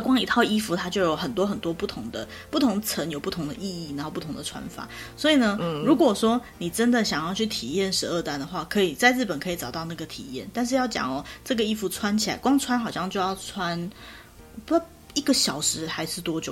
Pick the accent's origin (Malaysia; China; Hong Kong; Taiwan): Taiwan; 我们台湾人就是通常家里也都没有浴衣啦